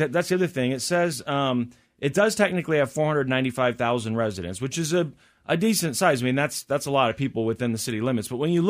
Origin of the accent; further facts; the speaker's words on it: United States; also born or lived in Missouri / Kansas; when you're from Missouri or Kansas, you know, where I've spent most of my life